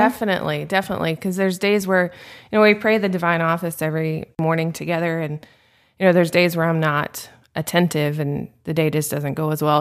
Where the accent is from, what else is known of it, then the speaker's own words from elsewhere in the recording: Nashville, Tennessee, United States; now in Phoenix, United States; I grew up in Nashville, Tennessee.